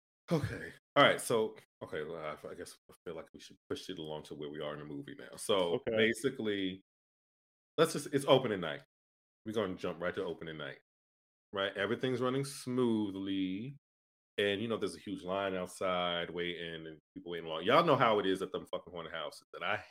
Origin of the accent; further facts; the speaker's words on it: Northeast, United States; Yeah, I'm from the Northeast.